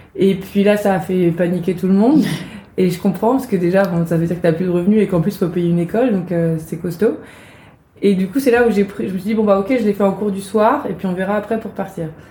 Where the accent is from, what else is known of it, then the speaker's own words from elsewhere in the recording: Brittany, France; moved away; also born or lived in Rennes; je suis bretonne et comme tout bon breton j'aime bien le dire